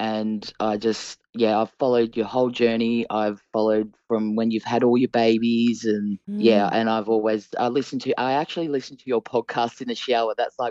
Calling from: Sydney, New South Wales, Australia; I'm calling from Sydney, Australia.

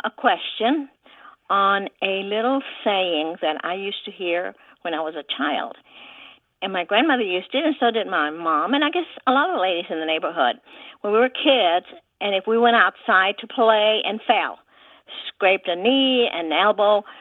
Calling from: Dallas, Texas, United States; I'm calling from Dallas

